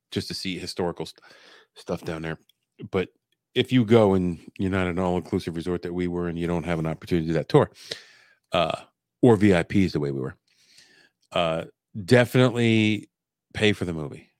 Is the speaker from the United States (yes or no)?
yes; Pennsylvania, United States; Pennsylvania, USA